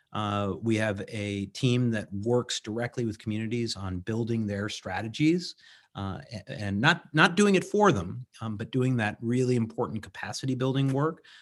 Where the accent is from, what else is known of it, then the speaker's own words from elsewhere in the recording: Vermont, United States; got elected to the legislature from my hometown